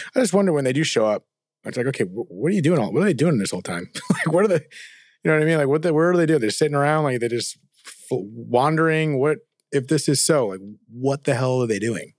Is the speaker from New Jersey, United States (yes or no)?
yes; New Jersey, United States; we're from Jersey.